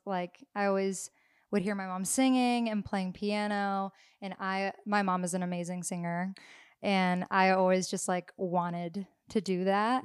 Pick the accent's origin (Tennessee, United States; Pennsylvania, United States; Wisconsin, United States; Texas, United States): Tennessee, United States; Nashville; growing up in Nashville